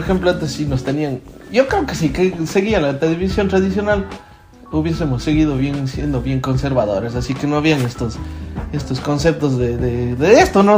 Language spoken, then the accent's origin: Spanish; Ecuador; moved away; mi país